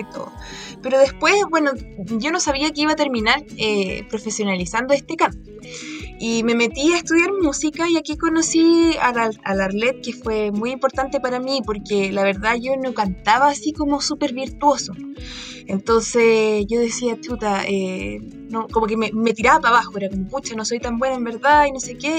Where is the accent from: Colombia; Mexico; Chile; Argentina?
Chile